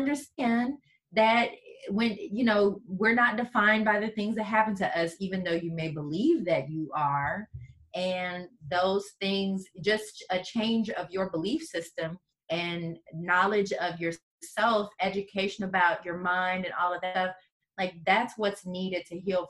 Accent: St. Louis, Missouri, United States; moved away as an adult; also born or lived in New Orleans, Louisiana; now in Houston, United States; I'm from St. Louis, Missouri, originally

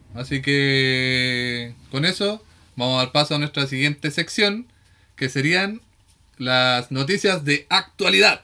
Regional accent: Victoria, Araucanía, Chile; como somos de Victoria

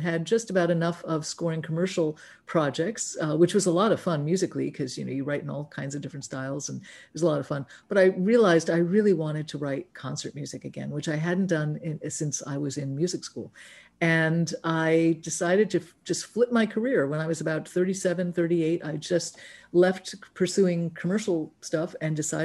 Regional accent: New York City, New York, United States; also born or lived in Los Angeles; now in San Juan Island, United States; I grew up in New York City, in Manhattan

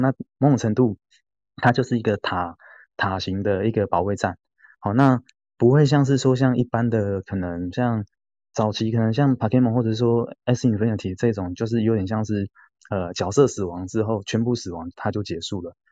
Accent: Taiwan; 台湾是我们土生土长的地方

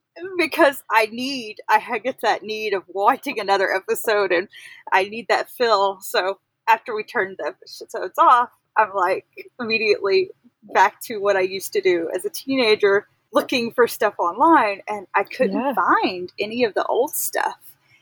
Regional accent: Texas, United States; moved away as an adult; now in Loomis, United States; Actually, I'm originally from Texas, and okay. We moved here about 3 or 4 months before the pandemic started.

